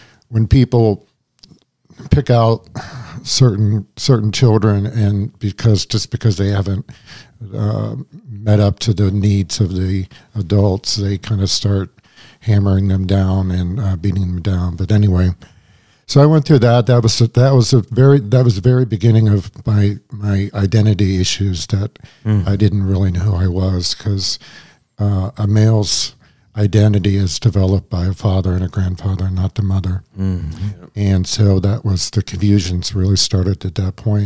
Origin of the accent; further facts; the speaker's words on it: Washington, Pennsylvania, United States; I grew up in Washington, Pennsylvania, outside of Pittsburgh